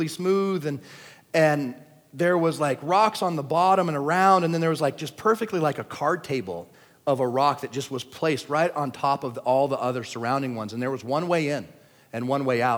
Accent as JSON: {"language": "English", "country": "United States", "said": "I'm an American"}